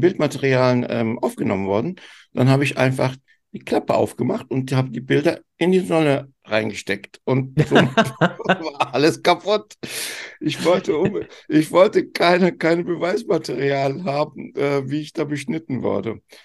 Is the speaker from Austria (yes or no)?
no; Turkey; ich bin ja Türke